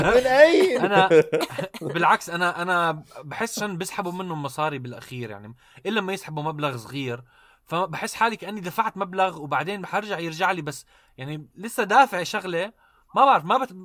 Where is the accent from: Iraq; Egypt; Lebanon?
Iraq; انا عراقي بسجل بأوضتي